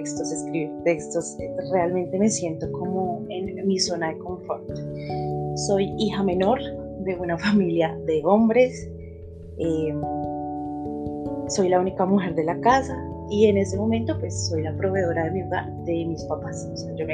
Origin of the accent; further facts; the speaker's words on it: Bogotá, Colombia; also born or lived in Chía; yo soy colombiana, soy de Bogotá. Nací en un lugar cerquita a Bogotá que se llama Chía.